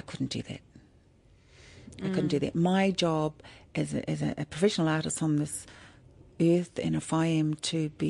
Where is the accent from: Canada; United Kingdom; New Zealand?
New Zealand; now in Australia; I'm Māori from New Zealand.